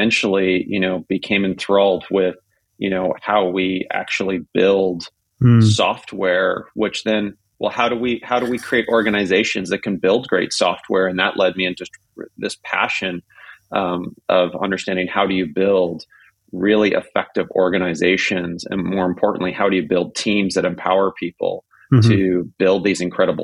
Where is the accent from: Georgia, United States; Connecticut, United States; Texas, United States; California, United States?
California, United States; Silicon Valley; growing up in Silicon Valley